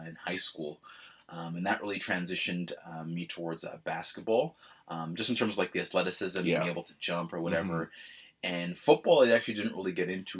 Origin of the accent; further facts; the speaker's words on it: Toronto, Ontario, Canada; growing up in Scarborough